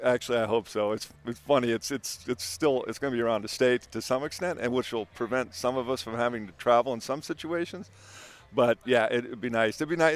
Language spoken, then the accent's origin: English; San Diego, California, United States; moved away; we're from San Diego.